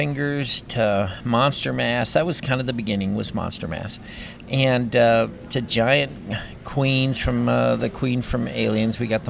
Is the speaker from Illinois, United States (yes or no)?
yes; Long Grove, Illinois, United States; I was just a goofy kid growing up in Long Grove, Illinois